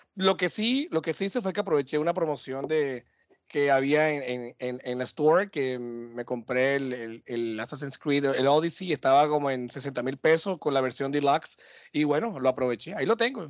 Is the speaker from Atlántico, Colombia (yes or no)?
yes; Barranquilla, Atlántico, Colombia; de vuelta a mi tierra, Gurramba, La Arenosa, El Tierrero, no, mentira, mentira. Acá de vuelta a Barranquilla